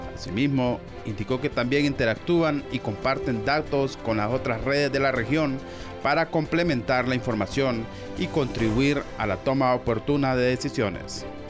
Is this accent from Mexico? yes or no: no; Honduras; nos identifica como hondureños